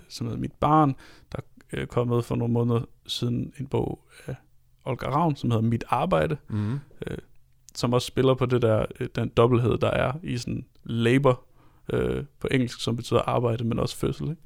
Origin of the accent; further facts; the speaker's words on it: Denmark; som taler meget til os som danskere